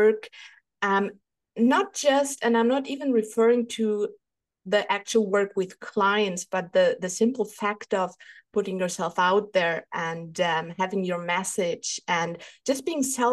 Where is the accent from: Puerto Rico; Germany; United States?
Germany; English is a second language; English is not my first language. Maybe you even recognize I am from Germany